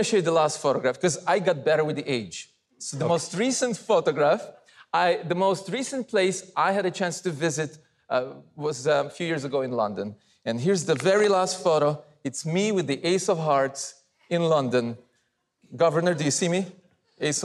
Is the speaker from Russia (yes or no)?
yes; Russia; moved away; I was born in Russia